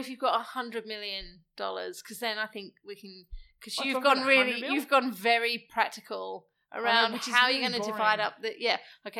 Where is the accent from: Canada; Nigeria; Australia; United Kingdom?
United Kingdom; England; accent: English; moved away; because I'm English